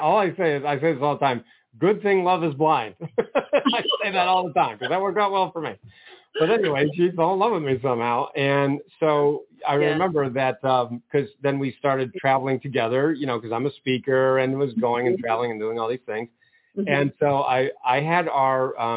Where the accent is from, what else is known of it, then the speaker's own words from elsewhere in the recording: Maine, United States; moved away as an adult; now in Ohio, United States; I'm from Maine